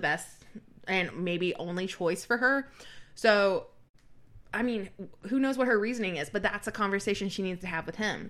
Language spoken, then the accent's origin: English; the South, United States; growing up in the South as a woman